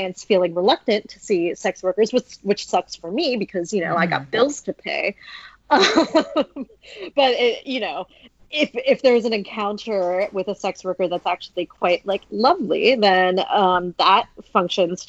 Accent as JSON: {"language": "English", "country": "United States", "said": "I'm American"}